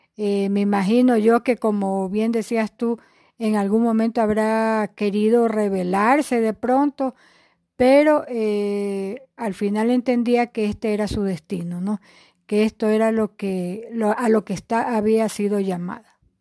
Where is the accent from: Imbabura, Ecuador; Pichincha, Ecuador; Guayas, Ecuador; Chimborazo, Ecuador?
Guayas, Ecuador; Guayaquil; moved away as an adult; also born or lived in Quito; somos de Guayaquil